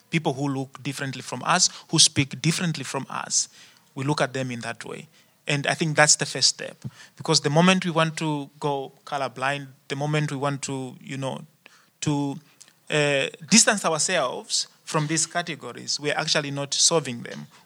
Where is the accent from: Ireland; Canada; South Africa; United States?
South Africa; now in Netherlands; I don't know how, how, how it is here in the Netherlands. I'm coming from South Africa, and at the moment in South Africa, people talk a lot about race.